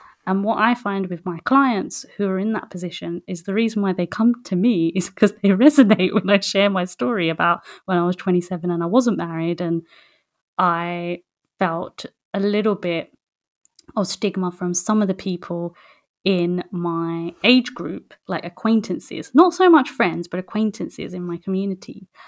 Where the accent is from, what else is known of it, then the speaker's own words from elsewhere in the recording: West Bengal, India; we're from West Bengal originally in India